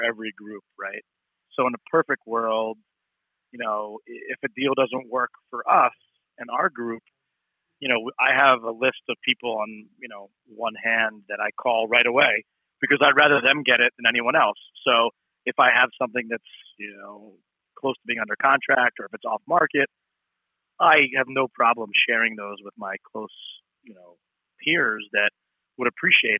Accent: Philadelphia, Pennsylvania, United States; also born or lived in Manhattan, New York / Miami, Florida; I'm from Philly and I need to get back home, I moved back to Philly

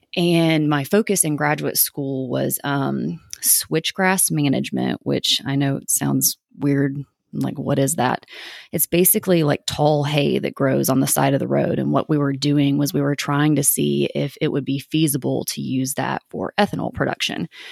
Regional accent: East Tennessee, United States; also born or lived in Maryville, Tennessee; I was born in East Tennessee, um, and I lived in a traditional household.

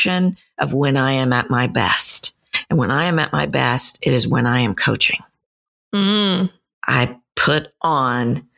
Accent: Texas, United States; I'm from Texas, and we are known to be friendly

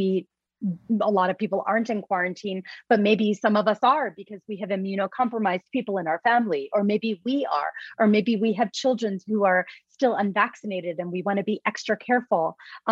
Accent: New York, United States; I'm a New Yorker

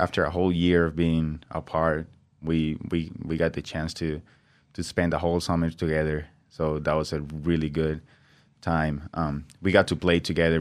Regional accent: Venezuela; English is a second language; moved away as an adult; also born or lived in Brazil; now in Nampa, United States; I grew up, um, twenty years in Venezuela before I came to the United States

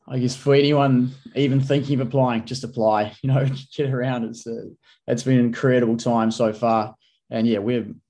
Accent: New Zealand; As a Kiwi

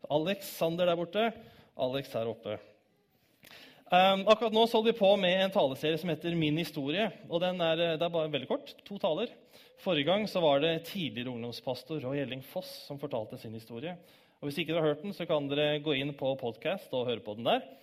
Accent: Bærum, Akershus, Norway; moved away as an adult; also born or lived in Oslo / Grimstad / Kristiansand; now in Stavanger, Norway; Jeg er født 12.01.1990 i Oslo. Oppvokst i Bærum

